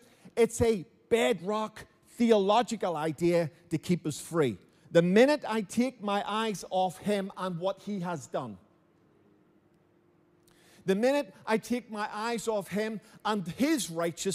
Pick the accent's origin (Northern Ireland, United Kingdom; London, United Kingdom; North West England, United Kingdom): Northern Ireland, United Kingdom; Belfast; Now I grew up in Belfast. My mother and father raised me in Belfast